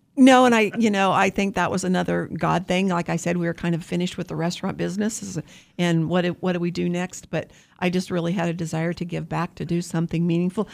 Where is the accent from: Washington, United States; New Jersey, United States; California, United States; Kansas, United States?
Kansas, United States; Wichita; I'm from Wichita.